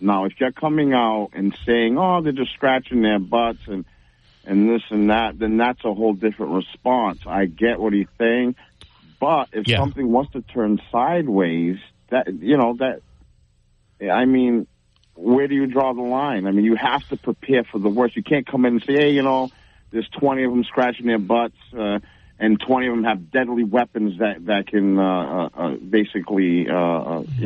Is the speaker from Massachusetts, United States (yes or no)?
yes; New Bedford, Massachusetts, United States; I grew up in New Bedford, in the South